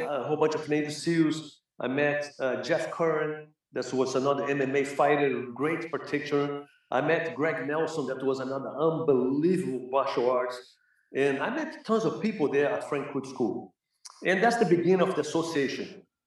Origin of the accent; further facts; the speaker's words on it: Rio de Janeiro, Brazil; English is a second language; moved away as an adult; also born or lived in Los Angeles, United States; now in United States; growing up in Brazil, you know, in Flamengo